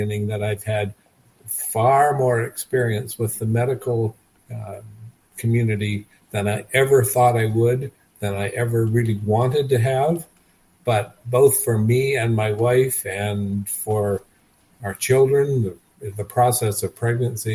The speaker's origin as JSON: {"language": "English", "region": "Nova Scotia", "country": "Canada", "tie": "born or raised there", "also_born_or_lived": "British Columbia", "moved": "yes", "lives_now": "Kelowna, Canada", "said": "I live in Kelowna, British Columbia. I was born in Nova Scotia, but I've lived in British Columbia for more than 50 years."}